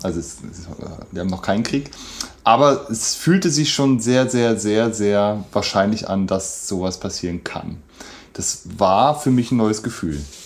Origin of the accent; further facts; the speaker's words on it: Germany; für uns jetzt als, als Deutsche oder als Europäer